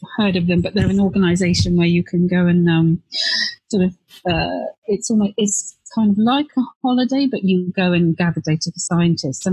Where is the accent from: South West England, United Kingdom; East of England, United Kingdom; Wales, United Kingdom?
South West England, United Kingdom; Devon; now in Bristol, United Kingdom; I actually grew up in Devon in the West Country